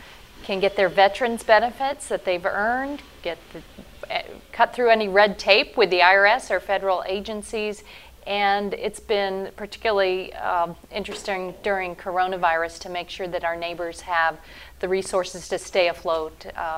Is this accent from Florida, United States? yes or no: yes; Tampa, Florida, United States; I am the United States representative for Tampa, for my hometown. You know, I've lived here all my life